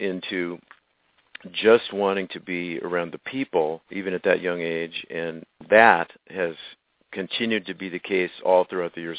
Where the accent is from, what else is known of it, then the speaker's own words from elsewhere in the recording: Los Angeles, California, United States; also born or lived in Glendale, California; I grew up in the Tujunga community.